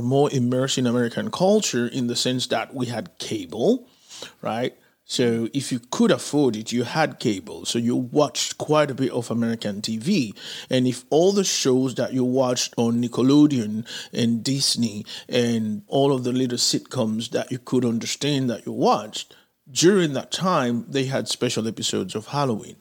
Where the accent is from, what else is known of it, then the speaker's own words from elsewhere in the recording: Santo Domingo, Dominican Republic; moved away; also born or lived in Haiti; I grew up in Santo Domingo living next to a movie theater.